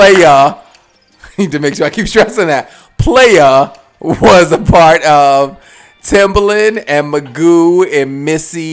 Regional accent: Baltimore, Maryland, United States; my hometown of Baltimore, Maryland

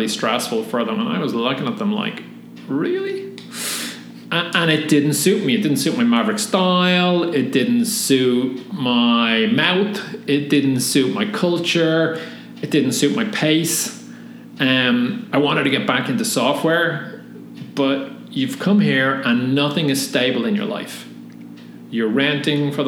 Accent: Dublin, Leinster, Ireland; moved away as an adult; now in California, United States; I'm from Tallaght, which is a suburb of Dublin on the southwest side. Not a nice suburb of Dublin, but not horrible. Grew up pretty Irish

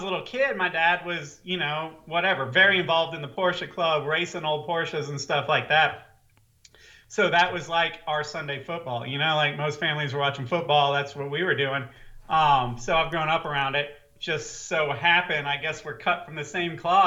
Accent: the South, United States; I'm from the South, so we got like North Carolina

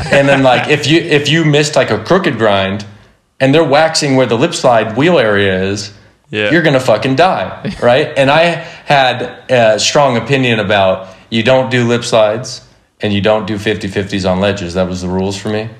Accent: Simi Valley, California, United States; I grew up in Simi Valley, California. I still live here. I've never moved

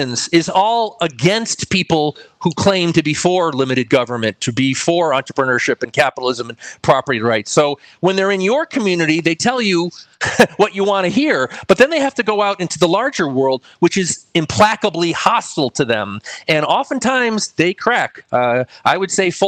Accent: Connecticut, United States; now in New Mexico, United States; my home state of Connecticut here in New Mexico

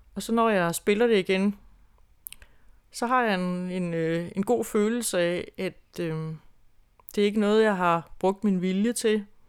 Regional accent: Grenå, Central Denmark Region, Denmark; moved away as an adult; also born or lived in Holstebro; Jeg boede ude på landet uden for Grenå, hvor jeg kommer fra

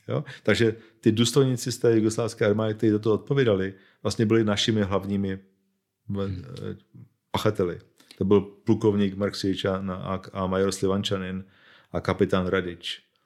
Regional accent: Bohemia, Czechia; já jsem Čech, narodil jsem se v Čechách

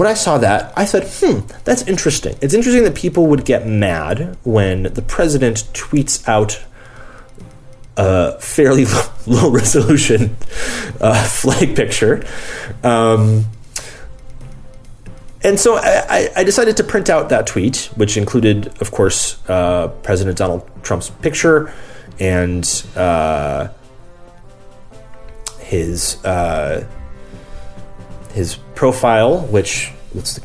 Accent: United States; as an American

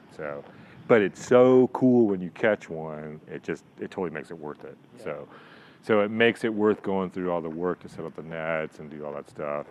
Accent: England, United Kingdom; now in San Diego, United States; I actually grew up in England, and so that's kind of where I had my first experiences.

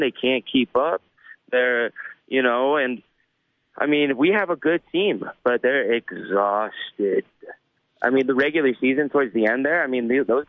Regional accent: New York, United States; Well, you know, as a New Yorker

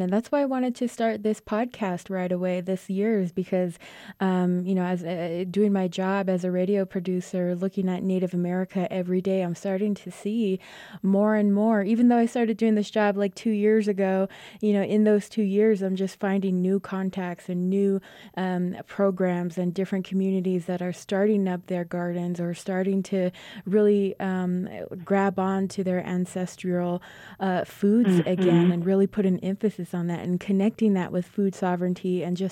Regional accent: Crown Point, New Mexico, United States; I'm Navajo and I come from Crown Point, New Mexico on the Navajo Nation.

